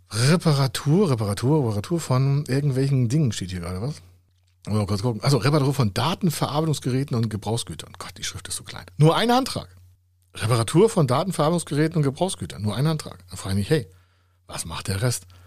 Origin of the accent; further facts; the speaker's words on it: Hamburg, Germany; Hamburg, meine Heimatstadt hier, nur 58.